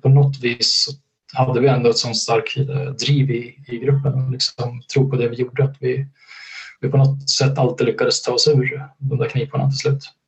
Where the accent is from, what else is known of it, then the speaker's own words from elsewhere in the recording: Gävle, Gävleborg County, Sweden; kunna bo kvar i, i min hemstad Gävle